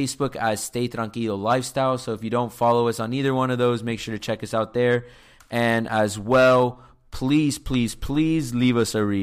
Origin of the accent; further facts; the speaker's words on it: Miami, Florida, United States; accent: Miami; Our accents apparently are super heavy